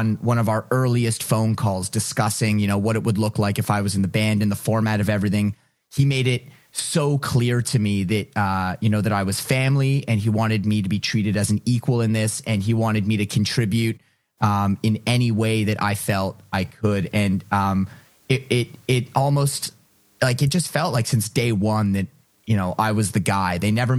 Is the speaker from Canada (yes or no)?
yes; Ottawa, Ontario, Canada; also born or lived in Toronto; I came from Ottawa. I moved to the big city. I moved to Toronto to try and chase a musical dream. And here I was coming full circle back to my hometown in Ottawa